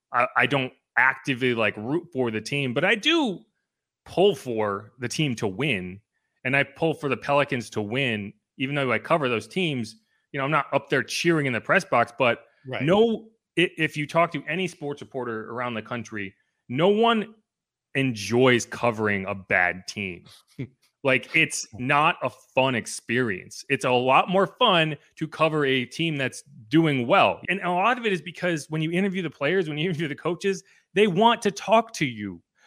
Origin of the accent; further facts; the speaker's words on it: New England, United States; moved away as an adult; also born or lived in South Carolina / Massachusetts; now in New Orleans, United States; I grew up in New England as a Giants fan.